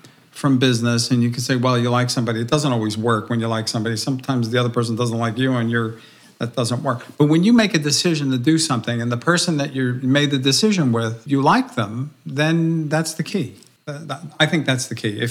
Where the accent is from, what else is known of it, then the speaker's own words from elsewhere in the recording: New Jersey, United States; I'm from New Jersey.